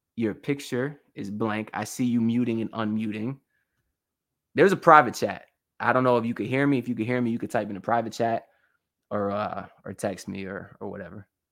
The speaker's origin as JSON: {"language": "English", "town": "Miami", "region": "Florida", "country": "United States", "tie": "born or raised there", "said": "I was born in Miami"}